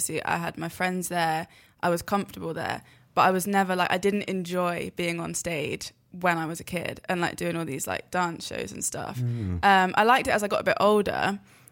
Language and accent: English; Devon, South West England, United Kingdom; I grew up in Devon.